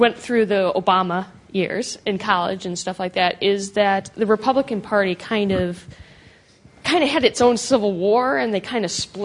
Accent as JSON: {"language": "English", "region": "Wisconsin", "country": "United States", "moved": "yes", "said": "I'm American, so this was, and from Wisconsin"}